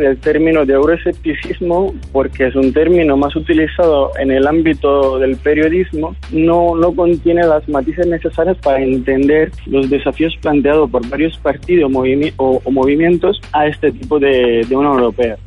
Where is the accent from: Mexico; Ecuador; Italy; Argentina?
Italy; Spanish is a second language; moved away; also born or lived in Madrid; soy italiano, politólogo